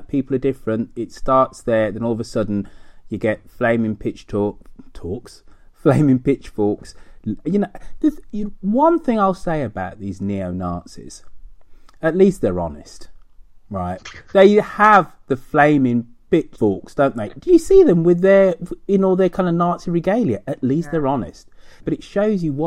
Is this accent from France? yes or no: no; United Kingdom; moved away as an adult; now in United States; I quite like being British